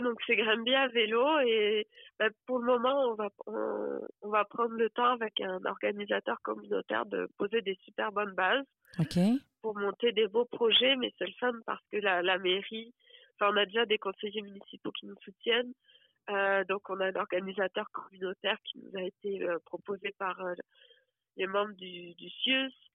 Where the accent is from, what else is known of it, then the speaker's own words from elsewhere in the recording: Hérault, Occitania, France; moved away as an adult; also born or lived in Montreal, Canada; now in Granby, Canada; je suis française et je viens d'un département, enfin du département de l'Hérault qui est collé à la mer Méditerranée